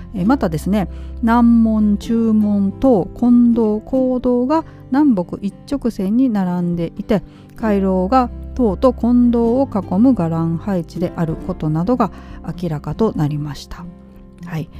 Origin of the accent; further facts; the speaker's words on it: Nara, Japan; moved away; 私の地元大江戸町なんですけど